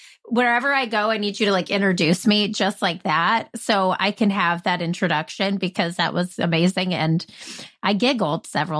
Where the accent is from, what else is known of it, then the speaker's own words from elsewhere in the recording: South Carolina, United States; born there; So I was born in South Carolina, but I moved just all over the place growing up.